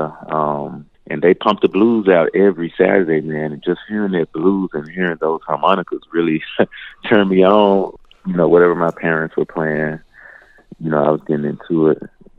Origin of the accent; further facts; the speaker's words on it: Memphis, Tennessee, United States; I'm from Memphis